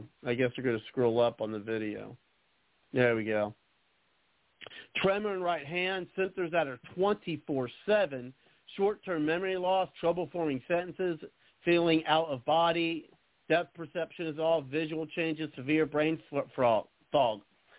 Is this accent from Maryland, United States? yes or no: no; North Carolina, United States; also born or lived in Las Vegas; I made the decision to get my vax before I left Las Vegas to move back to my home state of North Carolina